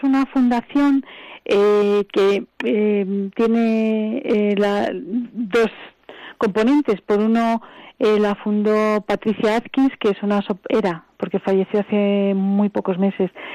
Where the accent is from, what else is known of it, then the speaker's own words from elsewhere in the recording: Spain; yo soy española